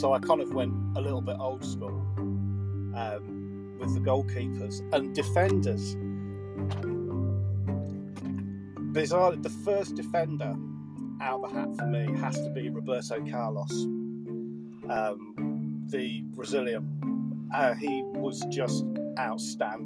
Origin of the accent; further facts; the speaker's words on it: London, United Kingdom; I'm a North London boy, I'm from Islington